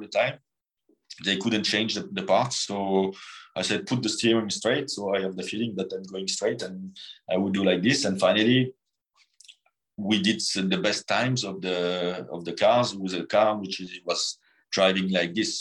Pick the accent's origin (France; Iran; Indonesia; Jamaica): France; born or raised there